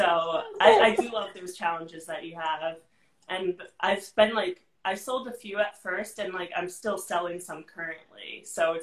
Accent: New York, United States; I'm from New York. I'm 26 years old.

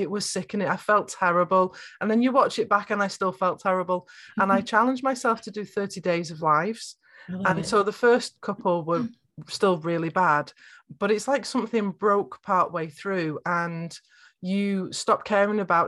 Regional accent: North West England, United Kingdom; I'm from Northwest England. I've got very flat vowels.

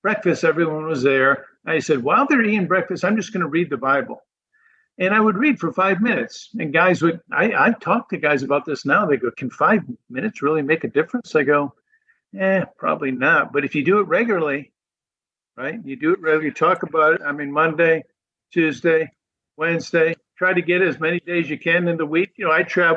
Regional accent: New England, United States; moved away as an adult; now in Florida, United States; I grew up in New England

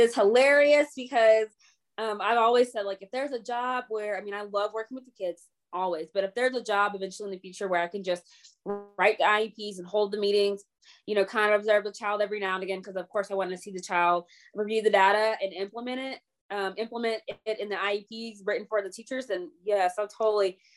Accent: the South, United States; I'm from the South

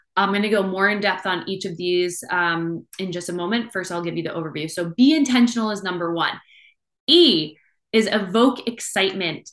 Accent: Maine, United States; also born or lived in Boston, Massachusetts; I am born and raised in Maine.

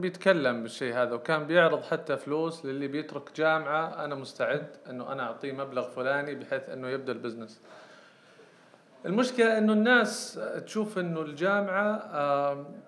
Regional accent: Saudi Arabia; عندنا في السعودية

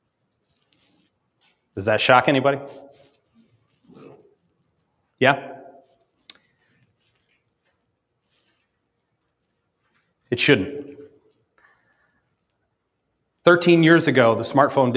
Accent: upstate New York, United States; also born or lived in Dallas, Texas; I grew up in upstate New York in the 1980s. I'm from Dallas, was born in Dallas, moved to New York in the 1982.

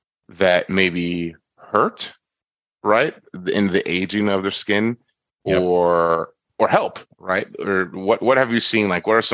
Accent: South Florida, United States; I being the Caribbean person I am, the tropical person I am, born and raised in Florida, South Florida

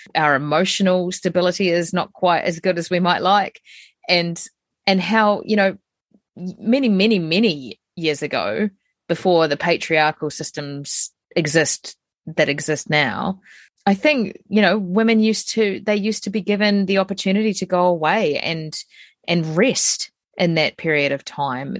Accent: New Zealand; as a New Zealander, we're very colonial

